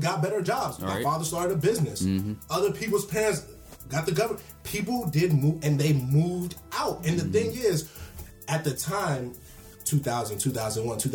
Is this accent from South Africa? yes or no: no; Riverdale, Maryland, United States; also born or lived in Washington, D.C.; I was born in Washington D.C. General Hospital, but the day after I was born, I went to Riverdale. From 92 to 01